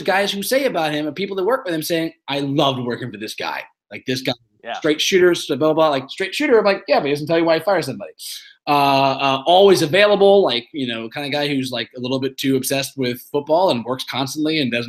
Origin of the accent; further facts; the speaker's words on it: Shaker Heights, Ohio, United States; also born or lived in Brooklyn, New York; now in Scarsdale, United States; I moved from Brooklyn to Scarsdale, New York, which is sort of like Shaker Heights where we grew up, but outside of New York in Westchester.